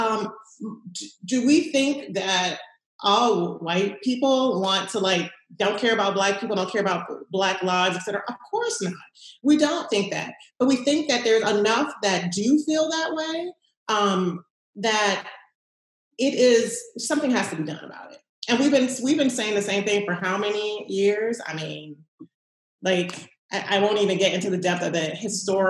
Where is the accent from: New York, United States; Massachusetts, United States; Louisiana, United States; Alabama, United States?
Louisiana, United States; New Orleans; also born or lived in Los Angeles, California / Washington, District of Columbia, United States; I was raised in New Orleans